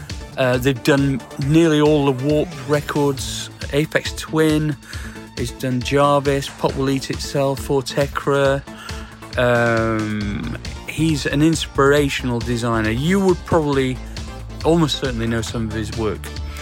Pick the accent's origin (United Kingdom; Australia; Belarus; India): United Kingdom; Sheffield, Yorkshire and the Humber; I'm from Sheffield